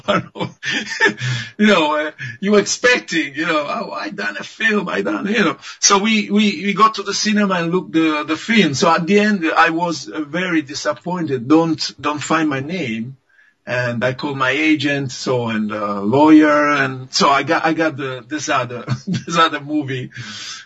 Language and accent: English; Livorno, Tuscany, Italy; English is a second language; I was coming from Italy